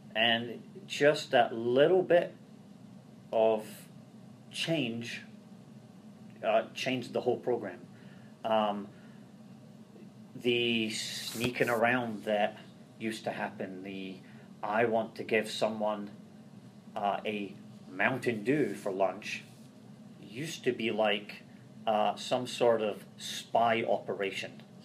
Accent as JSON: {"language": "English", "region": "Scotland", "country": "United Kingdom", "tie": "born or raised there", "moved": "as an adult", "lives_now": "Ohio, United States", "said": "Growing up in Scotland"}